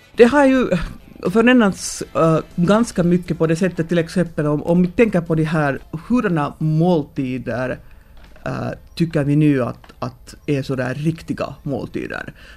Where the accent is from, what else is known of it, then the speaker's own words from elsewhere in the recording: Finland; vi som finländare